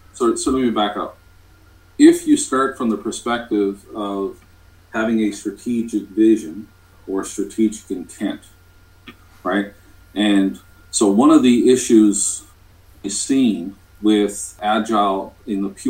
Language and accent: English; Canada; I'm from Canada